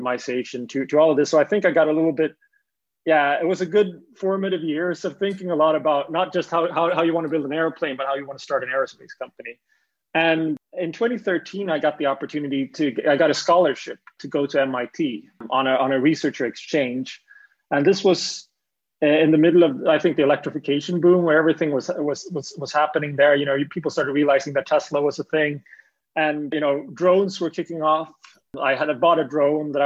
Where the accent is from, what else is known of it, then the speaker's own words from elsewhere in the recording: Gothenburg, Västra Götaland, Sweden; I'm actually from Gothenburg, Sweden